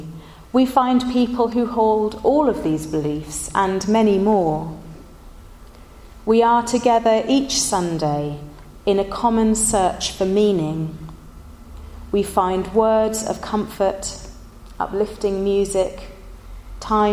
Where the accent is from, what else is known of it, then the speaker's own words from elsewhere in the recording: Somerset, South West England, United Kingdom; moved away; when I was growing up in Somerset, my favourite place to play was the Great Forest